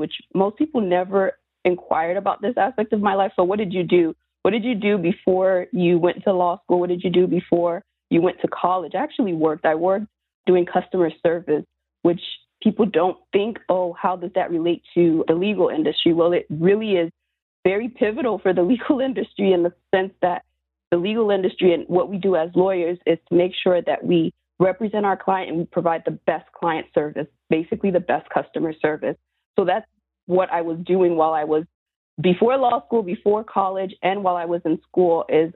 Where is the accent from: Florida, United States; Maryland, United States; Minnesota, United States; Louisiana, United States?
Florida, United States; South; growing up in South Florida